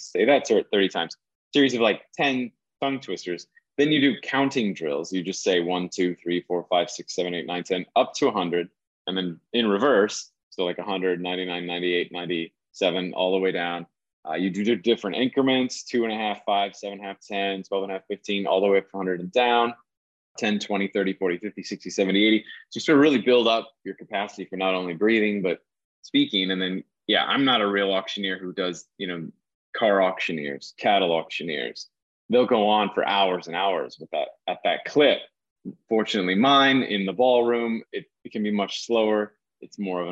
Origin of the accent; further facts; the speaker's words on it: Iowa, United States; moved away as an adult; also born or lived in the Hamptons, New York; I grew up in Iowa in an agricultural community where auctions were commonplace